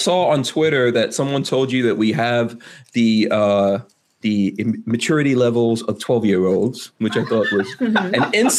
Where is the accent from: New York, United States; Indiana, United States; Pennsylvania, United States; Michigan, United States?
New York, United States; moved away as an adult; now in Florida, United States; I grew up in New York.